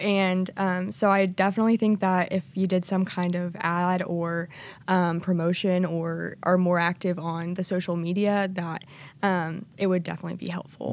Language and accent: English; Joplin, Missouri, United States; I'm from Joplin, Missouri, so we have tornadoes